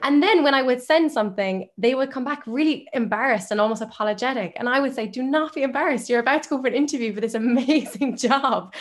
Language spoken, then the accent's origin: English; Limerick, Munster, Ireland; I'm from Limerick. My parents are both Irish. They're if one of my family's Irish, I'm a hundred percent Irish. I've only lived in Ireland